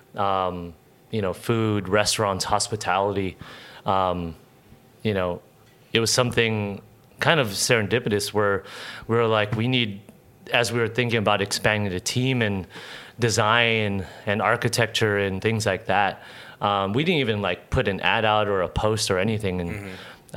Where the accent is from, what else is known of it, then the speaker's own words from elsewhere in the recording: San Diego, California, United States; I was born and raised here in San Diego